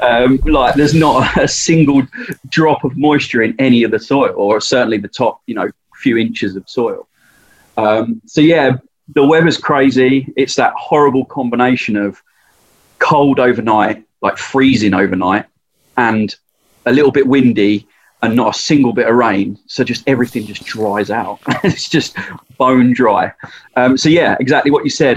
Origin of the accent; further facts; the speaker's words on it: Essex, East of England, United Kingdom; Essex, if you don't know, I'm from Essex